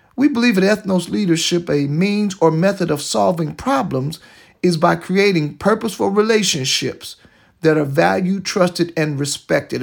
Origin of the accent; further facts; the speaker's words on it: Detroit, Michigan, United States; my hometown of Detroit, Michigan